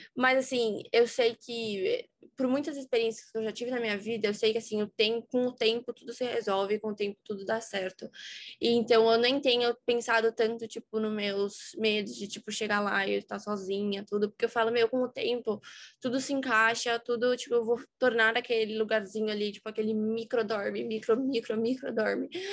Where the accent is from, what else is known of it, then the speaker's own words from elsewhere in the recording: São Paulo, Brazil; eu sou de São Paulo, tenho dezoito anos